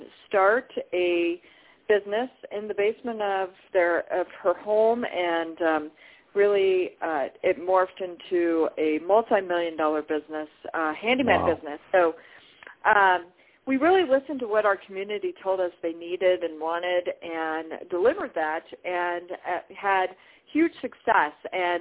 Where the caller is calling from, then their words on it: Colorado, United States; Beautiful Colorado.